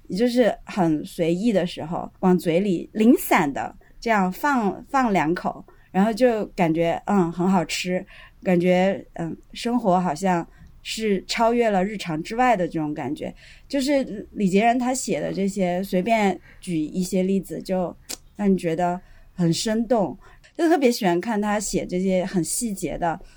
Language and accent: Chinese; Sichuan, China; 我的家乡，了解过去的四川